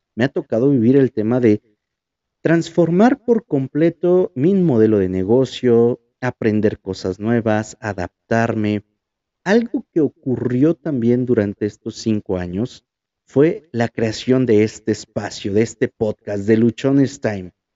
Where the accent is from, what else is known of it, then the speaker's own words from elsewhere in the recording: Huajuapan de León, Oaxaca, Mexico; moved away; Cuando llego aquí a Huajuapan, empieza algo realmente diferente. Y diferente en el sentido de que volví al lugar en el que nací